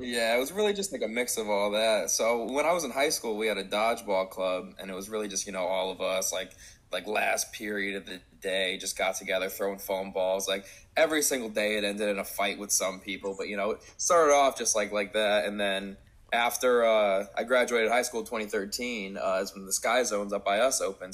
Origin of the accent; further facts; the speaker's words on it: Connecticut, United States; also born or lived in Middletown, Connecticut; that's my hometown. That's one town over